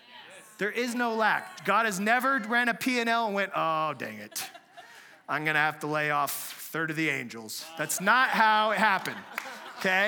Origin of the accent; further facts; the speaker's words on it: San Diego, California, United States; moved away; we're from San Diego originally